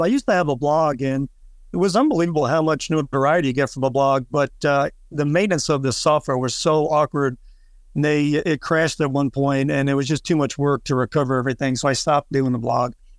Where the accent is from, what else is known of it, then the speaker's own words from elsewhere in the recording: New York City, New York, United States; now in Florida, United States; I grew up in New York City